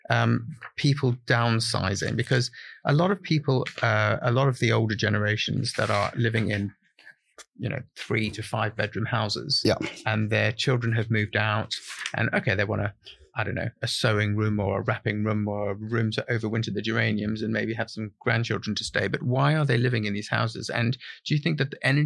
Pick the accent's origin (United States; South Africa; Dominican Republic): South Africa; now in United Kingdom; I'm South African